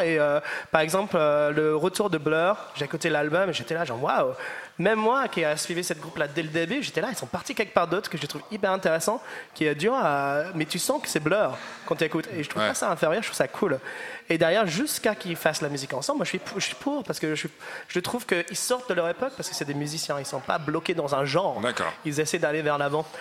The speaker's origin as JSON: {"language": "French", "region": "the north of England", "country": "United Kingdom", "second_language": "French", "moved": "yes", "said": "je viens du nord d'Angleterre"}